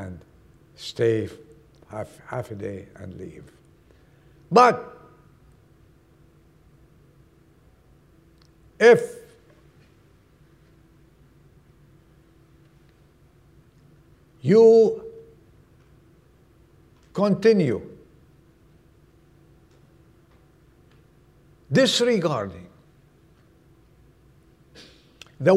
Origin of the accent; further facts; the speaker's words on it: Lebanon; moved away; I was born in Lebanon